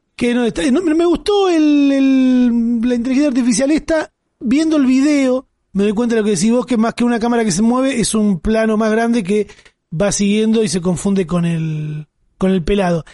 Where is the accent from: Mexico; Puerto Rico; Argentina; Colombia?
Argentina